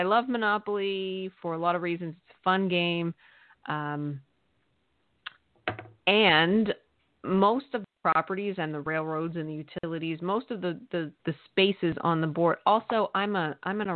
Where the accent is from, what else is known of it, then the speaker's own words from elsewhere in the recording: Eastern Pennsylvania, United States; where I grew up in Eastern Pennsylvania